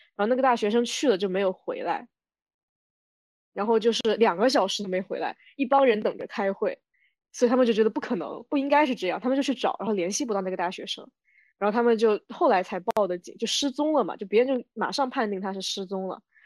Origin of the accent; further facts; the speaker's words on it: Wenzhou, Zhejiang, China; first language Wenzhou dialect; 像我们这一代温州话说得非常地差，就只能会说